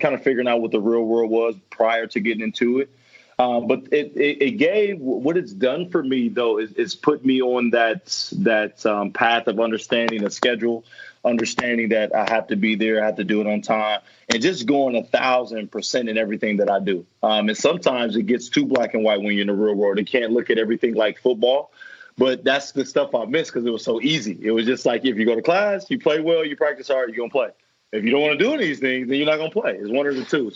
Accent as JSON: {"language": "English", "town": "Fort Wayne", "region": "Indiana", "country": "United States", "tie": "born or raised there", "said": "I was born and raised in Fort Wayne, Indiana"}